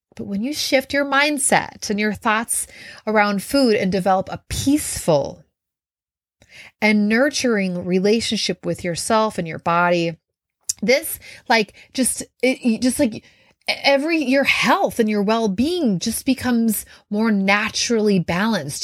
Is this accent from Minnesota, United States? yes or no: yes; Minnesota, United States; I grew up in Minnesota